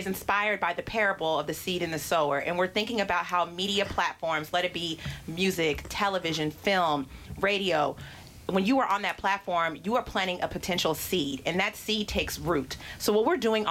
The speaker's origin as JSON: {"language": "English", "town": "Pittsburg", "region": "California", "country": "United States", "lives_now": "Oakland, United States", "said": "I am from Pittsburgh, California. That is Pittsburgh with no H because we do not hate. But I also reside in Oakland"}